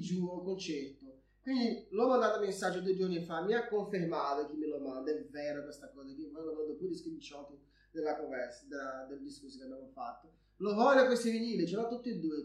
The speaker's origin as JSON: {"language": "Italian", "country": "Brazil", "moved": "yes", "lives_now": "Italy", "said": "da brasiliano, non solo perché sono brasiliano"}